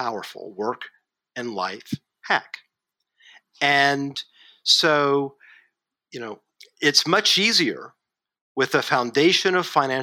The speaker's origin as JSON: {"language": "English", "region": "Kentucky", "country": "United States", "tie": "born or raised there", "also_born_or_lived": "Asia", "moved": "as an adult", "said": "I'm a kid from Kentucky"}